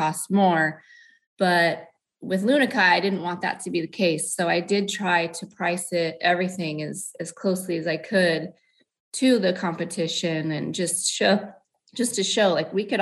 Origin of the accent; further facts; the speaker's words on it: Lompoc, California, United States; also born or lived in Ventura, California / Squim, Washington; I was born and raised pretty much in Lompoc, California